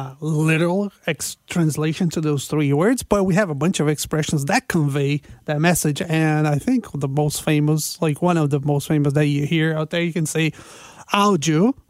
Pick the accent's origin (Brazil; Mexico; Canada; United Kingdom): Brazil; moved away; all these expressions are expressions very common in Portugal, and I'm not from Portugal. Oh, I was raised in Brazil.